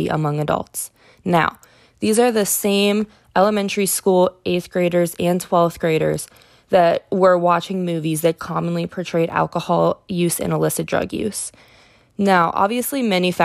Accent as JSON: {"language": "English", "town": "Pickerington", "region": "Ohio", "country": "United States", "tie": "born or raised there", "said": "my hometown of Pickerington, Ohio"}